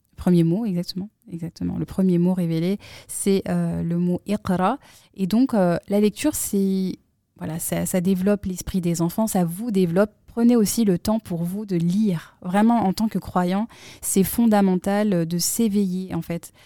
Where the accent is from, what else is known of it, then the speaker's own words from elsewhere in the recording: Grenoble, Auvergne-Rhône-Alpes, France; moved away; nous, on vient de Grenoble